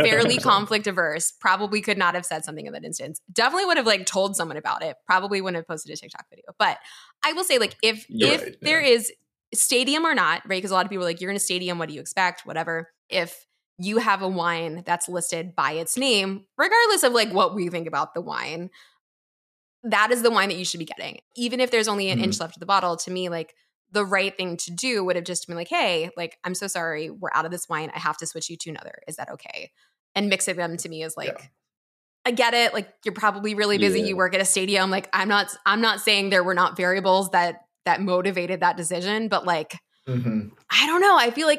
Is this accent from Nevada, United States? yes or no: no; Philadelphia, Pennsylvania, United States; I'm from Philly, obviously.